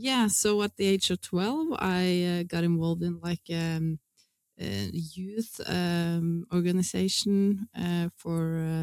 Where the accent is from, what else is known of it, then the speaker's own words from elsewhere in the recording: Lillehammer, Innlandet, Norway; I grew up in Lillehammer in Norway.